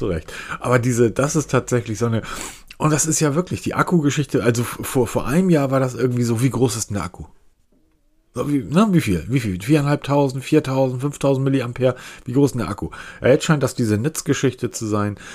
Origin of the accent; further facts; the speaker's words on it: Northern Germany, Germany; Ich bin Norddeutscher